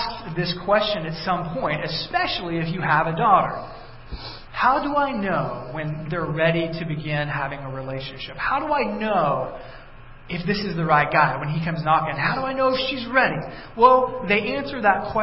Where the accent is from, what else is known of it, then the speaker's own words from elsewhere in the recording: South Texas, United States; growing up in South Texas